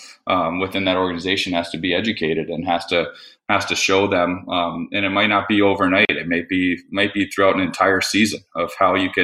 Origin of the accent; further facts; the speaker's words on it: Florida, United States; when I grew up in Florida